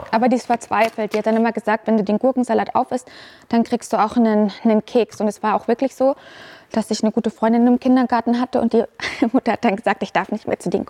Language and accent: German; Unterschleißheim, Bavaria, Germany; Also ich bin in Unterschleißheim aufgewachsen. Das ist ein Vorort von München.